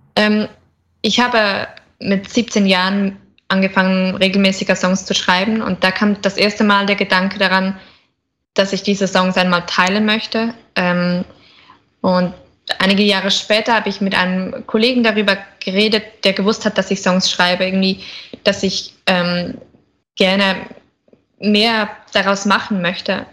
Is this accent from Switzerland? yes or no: yes; Switzerland; ich komme aus der Schweiz